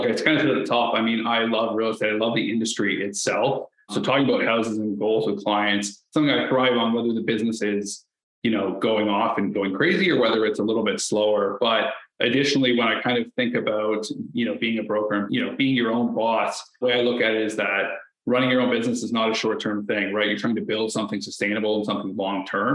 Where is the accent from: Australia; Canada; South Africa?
Canada; St. Thomas, Ontario; I'm from St. Thomas, Ontario. It's a small town just outside of London where I live, born and raised there